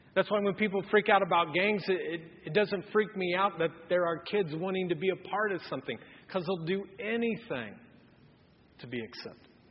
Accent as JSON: {"language": "English", "town": "Anderson", "country": "United States", "tie": "born or raised there", "said": "I grew up in Anderson"}